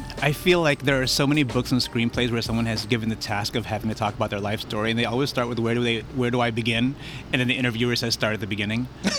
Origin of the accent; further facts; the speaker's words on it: San Francisco, California, United States; I was born there in the mission, and I grew up out in the Excelsior.